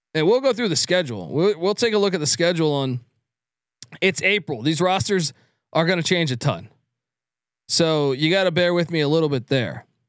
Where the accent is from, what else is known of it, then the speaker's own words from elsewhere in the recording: East Coast, United States; I grew up on the East Coast